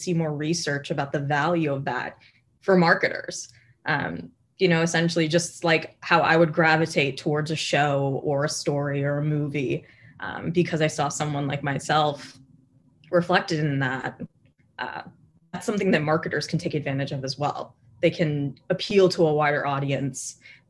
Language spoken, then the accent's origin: English; Connecticut, United States; growing up in Connecticut, representation and having a community from my same background is not something I really had